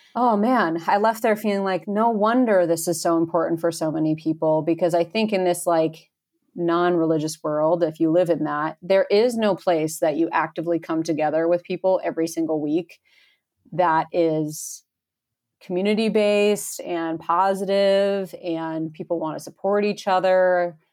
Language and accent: English; upstate New York, United States; moved away as an adult; also born or lived in Boston; now in Colorado, United States; I grew up near the Adirondack Mountains in upstate New York